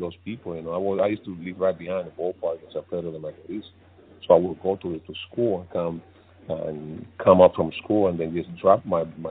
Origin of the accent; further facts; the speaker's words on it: San Pedro de Macorís, Dominican Republic; moved away; I grew up watching in my hometown, San Pedro de Macorís